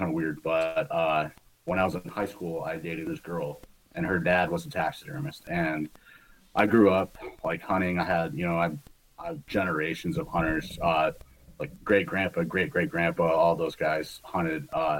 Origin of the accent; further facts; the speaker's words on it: Michigan, United States; now in New York, United States; Originally, I grew up in Michigan, but I settled in upstate New York.